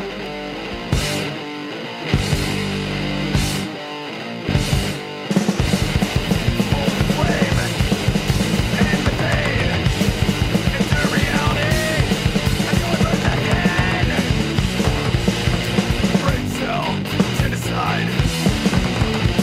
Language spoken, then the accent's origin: English; Akron, Ohio, United States; I'm from Akron, so they're local